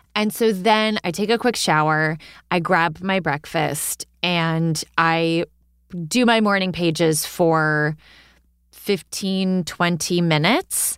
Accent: Hudson Valley, New York, United States; now in Brooklyn, United States; I am originally from the Hudson Valley

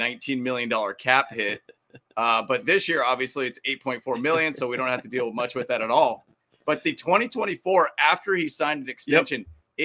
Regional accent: Arizona, United States; I'm from Arizona.

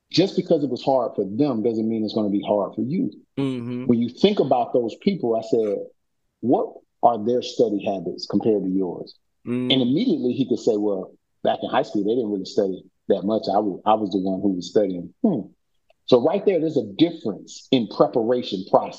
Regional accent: Orlando, Florida, United States; where we grew up in Orlando

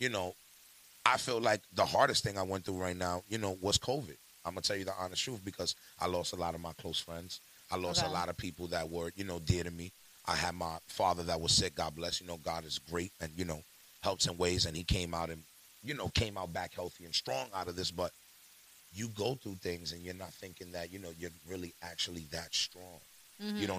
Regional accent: New York City, New York, United States; I'm from the Bronx, New York

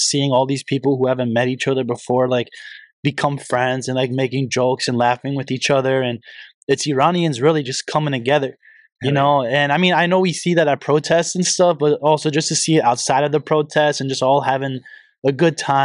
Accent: Hartford, Connecticut, United States; I was born in Hartford, Connecticut

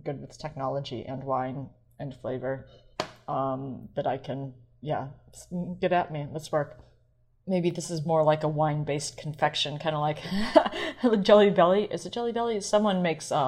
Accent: University City, Missouri, United States; the streets of University City, which is where I grew up in St. Louis

